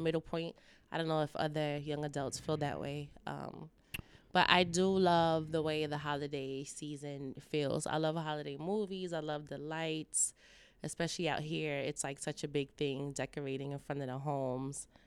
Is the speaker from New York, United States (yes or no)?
yes; New York, United States; now in Los Angeles, United States; I'm from New York, but coming to L A over the years